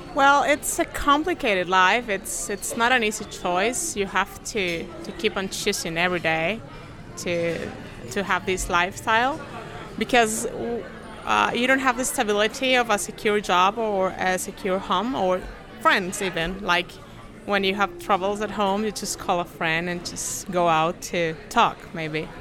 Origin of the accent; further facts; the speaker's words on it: Chile; I'm down from South America, from Chile, actually